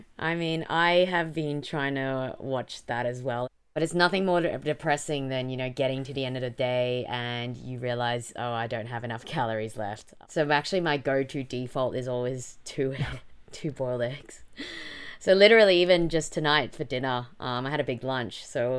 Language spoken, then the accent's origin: English; Melbourne, Victoria, Australia; moved away; Australia, specifically Melbourne, so my hometown.